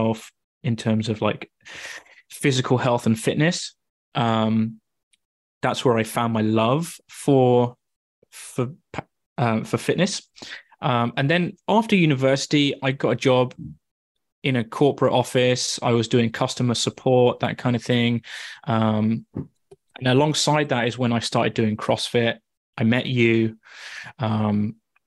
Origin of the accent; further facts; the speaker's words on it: Wooburn Green, South East England, United Kingdom; moved away as an adult; also born or lived in Sheffield; now in Canada; I am originally from Woburn Green, which is super close to you in Marlow. And yeah, I grew up there.